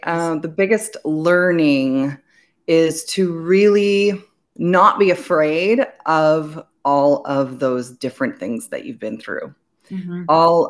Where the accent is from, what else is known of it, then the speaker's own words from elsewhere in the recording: Belgium; also born or lived in United States; I was born in America, I was raised in Belgium, but I'm half Greek and all of my father's family is in Greece.